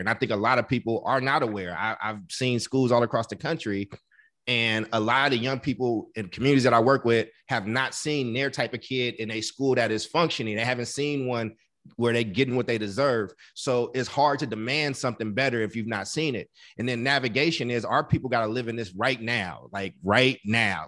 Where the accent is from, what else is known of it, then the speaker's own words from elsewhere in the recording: Oakland, California, United States; also born or lived in Chicago; I'm an Oakland boy. I was born in Chicago, but I'm i I'm an Oakland dude